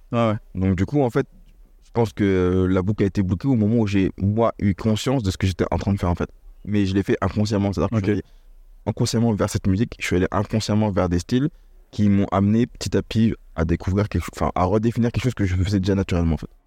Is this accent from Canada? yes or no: no; Lognes, Île-de-France, France; moved away as an adult; also born or lived in Paris / Copenhagen, Denmark / Singapore; now in Toulouse, France; J'ai grandi, euh, c'est vrai que je suis parisien, mais on j'ai grandi à Logne, en, en Seine-et-Marne